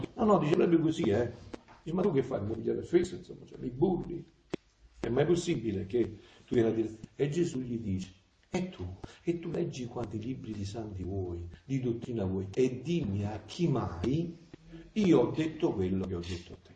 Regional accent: Avellino area, Campania, Italy; moved away; io sono villinese, sono napoletano

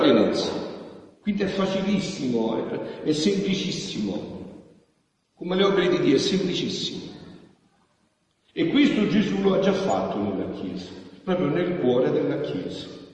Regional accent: Montefusco, Campania, Italy; al mio paese, a Montefusco

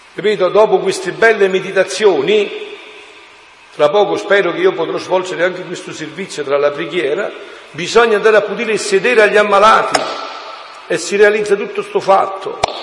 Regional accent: Montefusco, Campania, Italy; moved away; al mio paese, Monti Fusco in montagna a 700 metri nella provincia di Avellino, si andava a prendere l'acqua, mamma alla fonte, con la secchia in testa, col recipiente in testa, con tutti e due noi figli che ci portava per la mano

